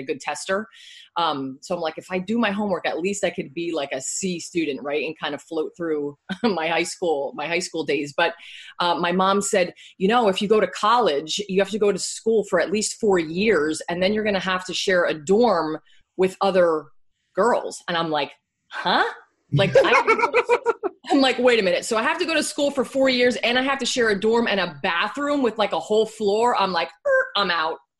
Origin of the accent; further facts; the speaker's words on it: Bethlehem, Pennsylvania, United States; moved away as an adult; also born or lived in West Palm Beach, Florida / Allentown, Pennsylvania; I grew up in Bethlehem, Pennsylvania. That's where I'm from